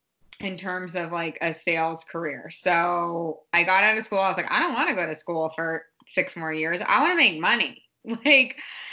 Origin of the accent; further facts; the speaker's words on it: Boston, Massachusetts, United States; also born or lived in Los Angeles / Santa Monica; I'm like, oh, I'm from Boston. Like literally, I feel like I'm from Boston. I do claim Boston as my hometown.